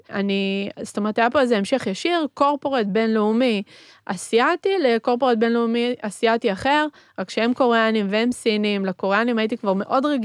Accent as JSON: {"language": "Hebrew", "country": "Argentina", "tie": "born there", "first_language": "Spanish", "second_language": "Hebrew", "said": "זה שאני גדלתי בבית שהוא בתרבות אחרת, אני נולדתי בארגנטינה, דיברנו בבית ספרדית, בבית מתנהגים בצורה מסוימת, בחוץ אה, מתנהגים בצורה אחרת."}